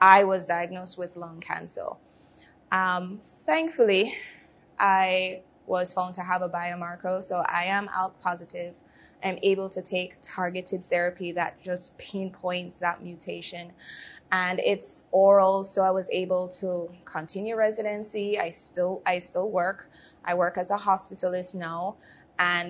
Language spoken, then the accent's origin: English; Jamaica; moved away; I'm originally from Jamaica